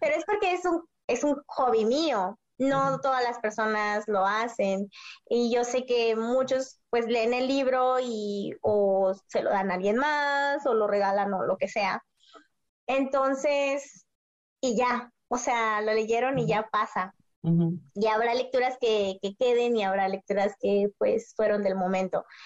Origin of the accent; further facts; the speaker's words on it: Mexicali, Baja California, Mexico; yo soy de Mexicali, entonces vivo en la frontera